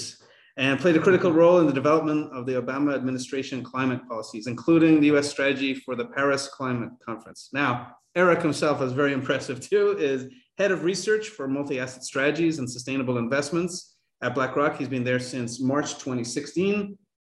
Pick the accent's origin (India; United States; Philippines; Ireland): Ireland; I'm Irish